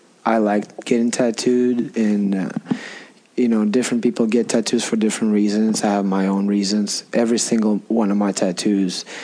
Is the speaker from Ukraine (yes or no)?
yes; Donetsk, Donetsk Oblast, Ukraine; first language Russian; English is a second language; I was born and raised in Donetsk, Ukraine